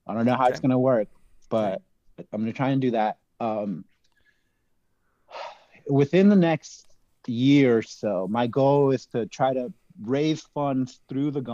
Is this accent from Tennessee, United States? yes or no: no; Los Angeles, California, United States; I grew up in Los Angeles